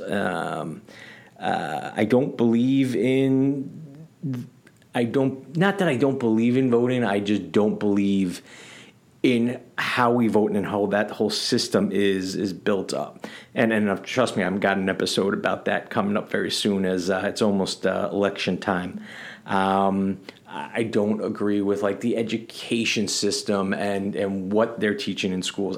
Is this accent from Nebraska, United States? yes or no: no; New York City, New York, United States; growing up in the Bronx in the eighties and nineties.